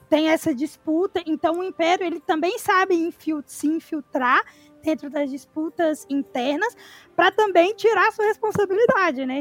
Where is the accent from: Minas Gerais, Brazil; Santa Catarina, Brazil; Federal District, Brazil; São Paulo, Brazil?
Minas Gerais, Brazil; Ribeirão das Neves; Eu sou de Ribeirão das Neves, região metropolitana de Belo Horizonte, Minas Gerais